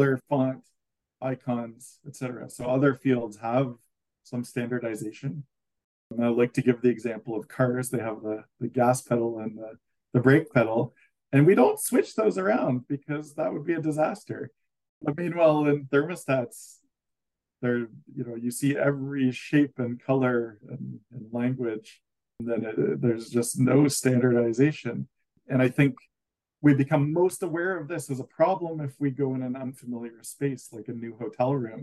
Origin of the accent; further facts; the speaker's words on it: Canada; as a Canadian